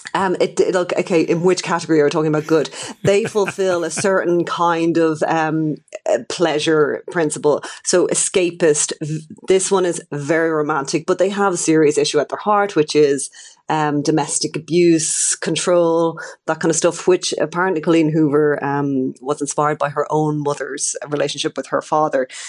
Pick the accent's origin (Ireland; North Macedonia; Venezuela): Ireland; as an Irish person